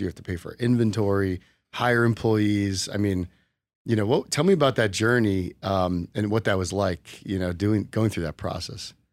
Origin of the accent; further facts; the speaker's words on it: New Jersey, United States; moved away as an adult; also born or lived in Arizona; now in Las Vegas, United States; I grew up in New Jersey, so I went to Rutgers